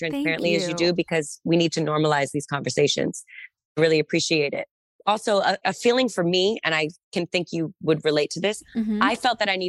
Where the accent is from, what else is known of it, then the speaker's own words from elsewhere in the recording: Massachusetts, United States; I'm from Massachusetts.